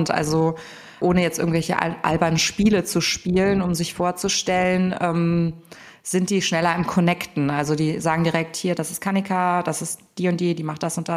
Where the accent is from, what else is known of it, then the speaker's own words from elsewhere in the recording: Cologne, North Rhine-Westphalia, Germany; Also ich bin ja Kölnerin, von daher war für mich klar, dass ich in der Region bleibe und äh, auch nicht aus Köln rausgehe.